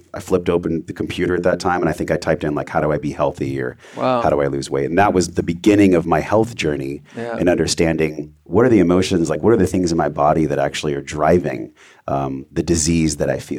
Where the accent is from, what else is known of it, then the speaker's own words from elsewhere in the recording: La Mesa, California, United States; I was born in East County. I went to Grossmont High School.